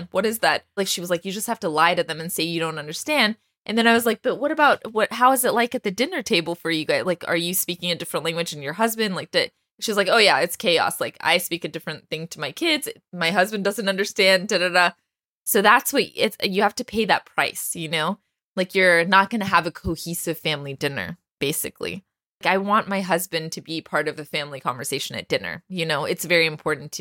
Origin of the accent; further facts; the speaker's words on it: Texas, United States; I grew up in Texas. There weren't a lot of Iranians around